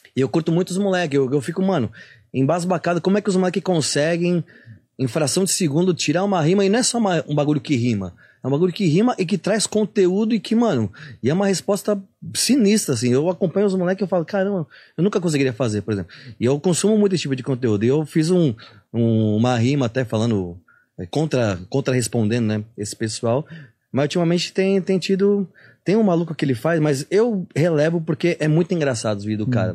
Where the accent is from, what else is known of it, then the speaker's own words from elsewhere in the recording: Santos, São Paulo, Brazil; eu sou de Santos